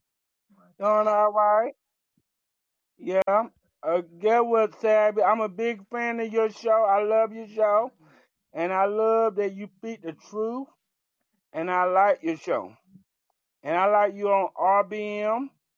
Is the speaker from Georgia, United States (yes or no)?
yes; Georgia, United States; I'm from Georgia